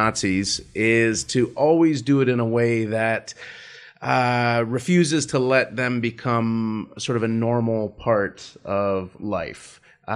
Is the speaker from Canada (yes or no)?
yes; Vancouver, British Columbia, Canada; I'm from Vancouver and my wife's from Toronto